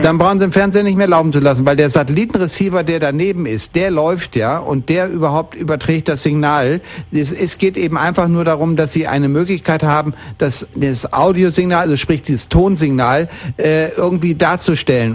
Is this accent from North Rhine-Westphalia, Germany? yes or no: yes; Bielefeld, North Rhine-Westphalia, Germany; moved away; ich bin in Bielefeld geboren und bin dort aufgewachsen